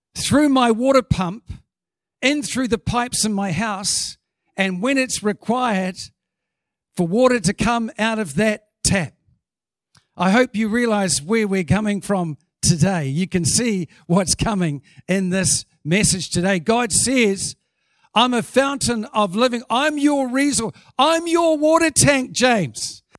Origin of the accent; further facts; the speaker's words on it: New Zealand; as a Kiwi